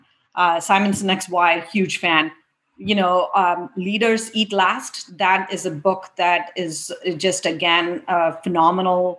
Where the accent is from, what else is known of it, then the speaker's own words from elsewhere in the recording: India; moved away as an adult; I grew up in India. I went to undergrad and engineering school in India.